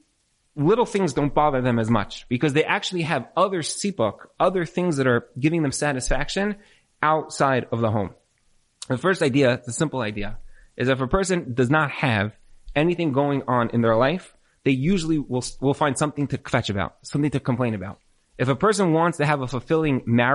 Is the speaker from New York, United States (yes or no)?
yes; New York, United States; I'm from New York